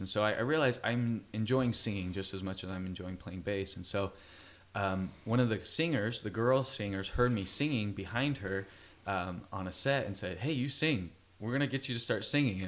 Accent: Fresno, California, United States; I grew up in Fresno, California

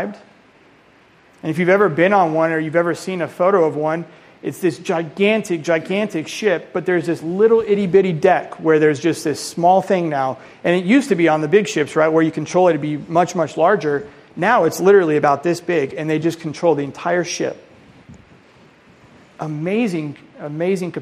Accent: Colorado, United States; moved away; I'm from Colorado originally

